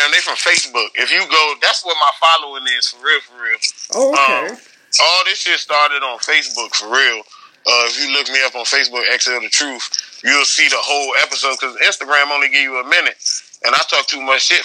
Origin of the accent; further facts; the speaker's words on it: Northern Virginia, United States; I'm from Virginia. Uh, I'm from like 20 minutes outside of DC and shit, Northern Virginia.